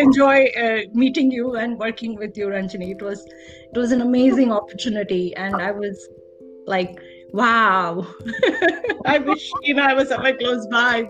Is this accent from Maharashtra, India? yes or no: yes; Mumbai, Maharashtra, India; moved away as an adult; also born or lived in Kerala; now in Dallas, United States; I'm originally from India, grew and brought up in Mumbai to Mulgi, I should say. But my parents are from Kerala